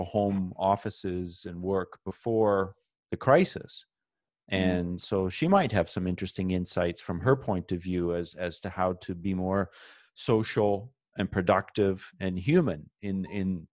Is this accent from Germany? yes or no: no; Canada; as a Canadian flying down to the United States